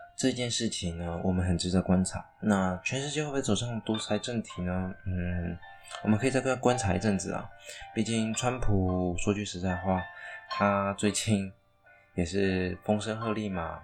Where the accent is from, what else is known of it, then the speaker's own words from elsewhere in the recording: Taiwan; 当然我是台湾人，好，我身为一个台湾人